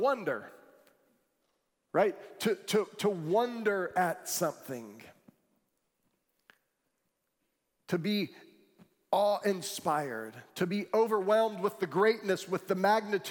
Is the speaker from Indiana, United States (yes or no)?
no; Florida, United States; I grew up in Florida, and there are no mountains here